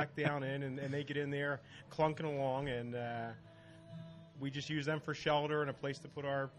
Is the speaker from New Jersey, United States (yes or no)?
yes; New Jersey, United States; I'm from South Jersey, which is still part of Philly, but it's South Jersey.